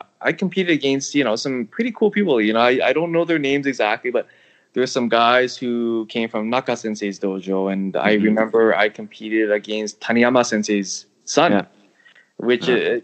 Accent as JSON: {"language": "English", "country": "Canada", "tie": "born or raised there", "also_born_or_lived": "Hong Kong (ancestry) / Tokyo, Japan", "moved": "yes", "said": "I'm Chinese Canadian"}